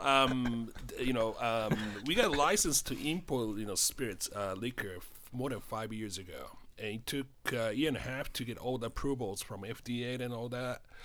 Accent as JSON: {"language": "English", "region": "Tokyo", "country": "Japan", "tie": "born or raised there", "accent": "Japanese", "second_language": "English", "moved": "as an adult", "lives_now": "United States", "said": "I grew up in Tokyo and I came to the United States more than thirty years ago"}